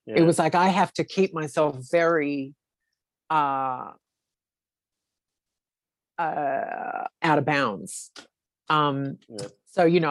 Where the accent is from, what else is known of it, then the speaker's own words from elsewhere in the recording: Australia; Being an Australian